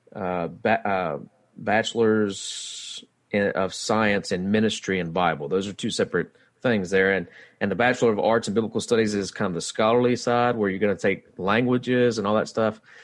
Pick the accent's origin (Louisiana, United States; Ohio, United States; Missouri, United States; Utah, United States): Louisiana, United States; West Monroe; I'm from West Monroe, kinda live outside of West Monroe now